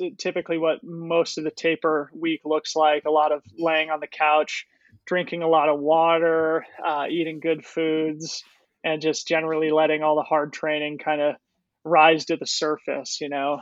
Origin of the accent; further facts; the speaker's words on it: Boulder, Colorado, United States; I grew up in Boulder, Colorado